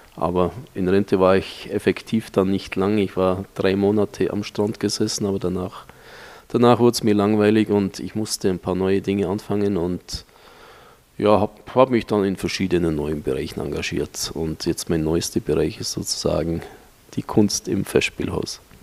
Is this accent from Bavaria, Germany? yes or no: yes; Marktoberdorf, Bavaria, Germany; moved away as an adult; also born or lived in Munich; now in Bangkok, Thailand; ein ganz normaler Ostallgäuer, geboren und aufgewachsen in Marktoberdorf